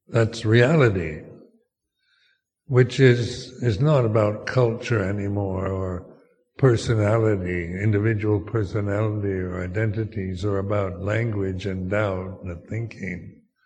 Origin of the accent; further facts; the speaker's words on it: United States; moved away as an adult; also born or lived in Thailand; as an American